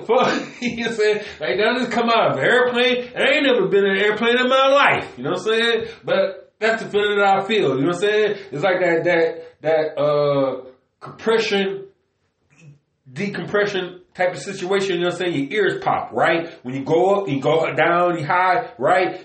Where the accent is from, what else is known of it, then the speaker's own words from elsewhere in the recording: Cleveland, Ohio, United States; I was born in Cleveland, Ohio. By the lake.